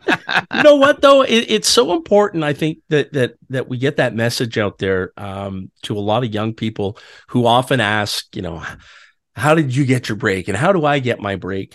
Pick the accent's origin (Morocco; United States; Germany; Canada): Canada; Ottawa, Ontario; now in Toronto, Canada; I grew up in Ottawa.